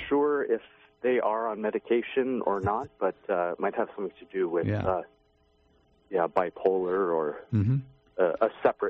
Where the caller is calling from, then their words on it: Toronto, Ontario, Canada; I'm from Toronto, Canada.